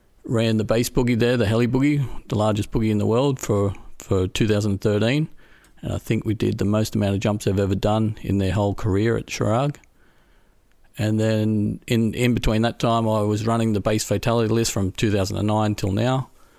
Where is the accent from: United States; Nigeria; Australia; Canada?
Australia; moved away as an adult; now in Europe; I grew up in Australia. and moved to Europe for work in around about 2001, 2003 as a bus driver, of all things, for backpackers.